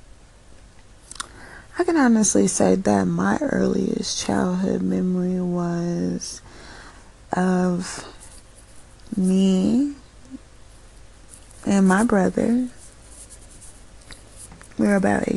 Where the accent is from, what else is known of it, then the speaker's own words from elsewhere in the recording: United States; I was so lucky to be an American.